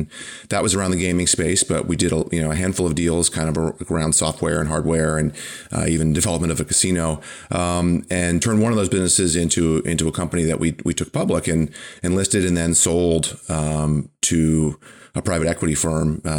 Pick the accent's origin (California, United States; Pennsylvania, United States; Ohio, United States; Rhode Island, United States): Rhode Island, United States; Wickford; I grew up in Wickford.